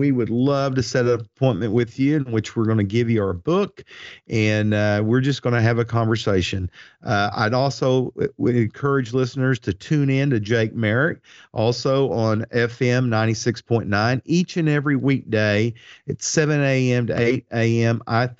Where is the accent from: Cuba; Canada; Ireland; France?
Ireland; I'm Irish, and I love the saying that I have made my own.